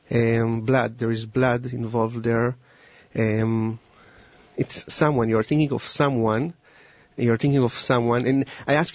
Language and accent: English; Israel; moved away; And I came from Israel 10 years ago